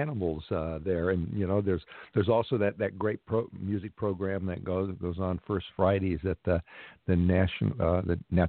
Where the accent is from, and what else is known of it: Los Angeles, California, United States; born or raised there